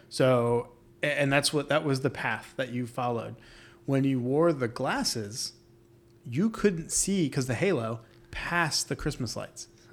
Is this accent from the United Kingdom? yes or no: no; New York, United States; now in Florida, United States; I'm from New York, and snow falls.